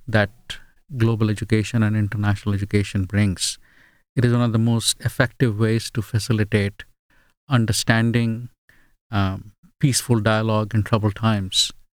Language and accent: English; India; first language Bengali; English is a second language; also born or lived in England / Australia; now in United States; Bengali is my mother tongue.